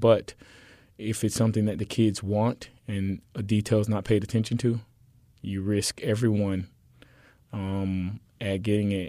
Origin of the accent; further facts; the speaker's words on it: Miami, Florida, United States; moved away as an adult; now in Houston, United States; I came to Houston from Miami, Florida, on a track and field scholarship, and so you know I played soccer as an early child, and then when I got to high school in Miami